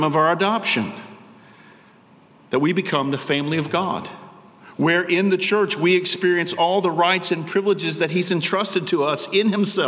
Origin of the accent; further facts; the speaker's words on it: United States; American Christians